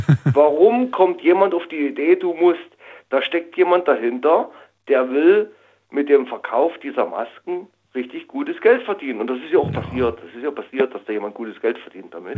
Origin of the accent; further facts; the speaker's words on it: East Saxony, Germany; moved away as an adult; now in Karlsruhe, Germany; in meiner Heimat in Ostsachsen